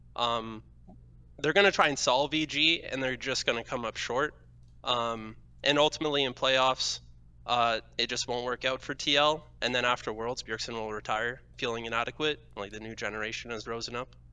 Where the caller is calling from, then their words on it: London, Ontario, Canada; I'm calling from, uh, around London, Ontario